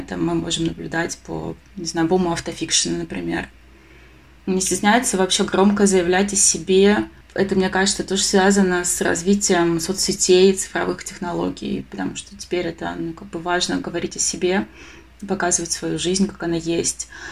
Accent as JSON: {"language": "Russian", "town": "Krasnodar", "region": "Krasnodar Krai", "country": "Russia", "tie": "born or raised there", "said": "я вообще сама из Краснодара"}